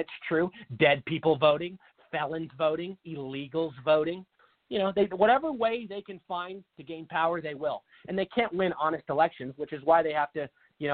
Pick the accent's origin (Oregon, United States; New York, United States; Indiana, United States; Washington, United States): Washington, United States; now in Arizona, United States; Washington State, my home state